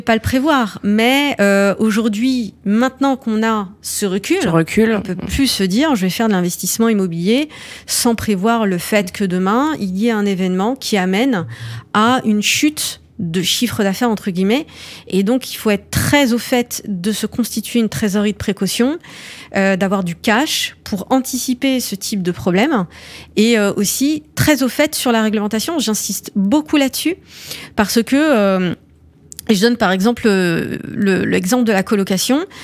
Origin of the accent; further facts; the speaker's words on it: France; mes parents ils sont arrivés dans les années 70. Euh, C'était la vague d'immigration euh, marocaine euh, et euh, pour le coup, je suis née en France